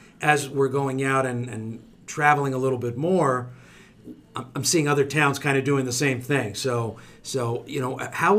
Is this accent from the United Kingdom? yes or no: no; Italy; moved away; We came all the way from Italy.